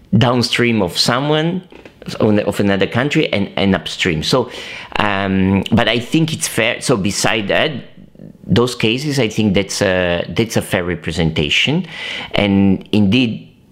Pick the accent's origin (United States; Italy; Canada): Italy; I'm Italian, I was raised in Italy, I went to primary school in Italy